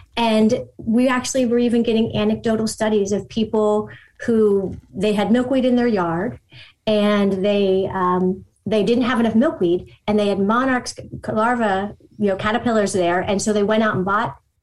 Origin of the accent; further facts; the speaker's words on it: Pittsburgh, Pennsylvania, United States; I'm from Pittsburgh, Pennsylvania.